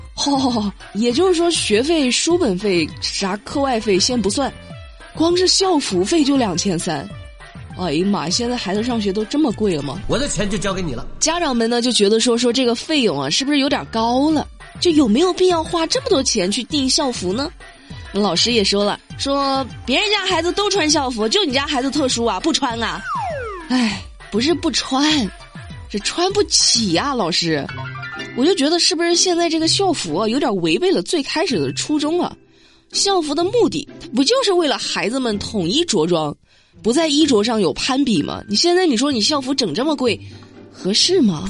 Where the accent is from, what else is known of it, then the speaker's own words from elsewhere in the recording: southern China, China; 作为一个南方人